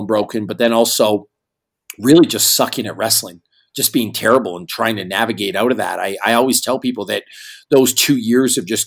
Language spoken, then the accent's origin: English; Northern Canada, Canada; I grew up in a small town in northern Canada